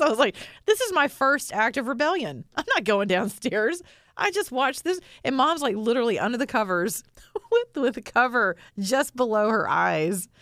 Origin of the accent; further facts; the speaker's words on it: the South, United States; I'm from the South